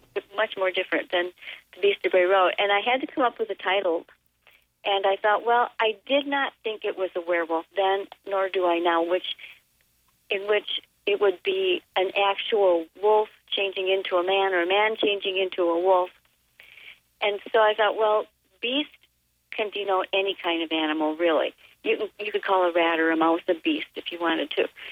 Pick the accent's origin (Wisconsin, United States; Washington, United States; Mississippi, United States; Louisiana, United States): Wisconsin, United States; Elkhorn; My hometown of Elkhorn, which is in the center of Walworth County, southeastern Wisconsin